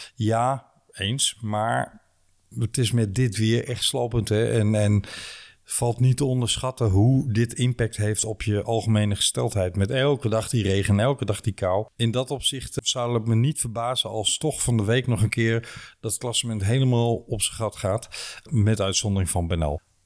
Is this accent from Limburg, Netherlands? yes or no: yes; Limburg, Netherlands; als Limburger